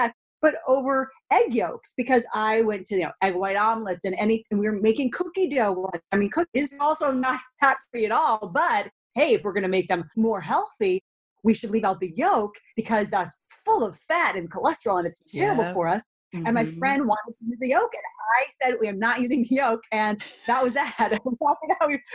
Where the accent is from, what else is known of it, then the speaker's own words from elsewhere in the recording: Minnesota, United States; a young girl growing up in Minnesota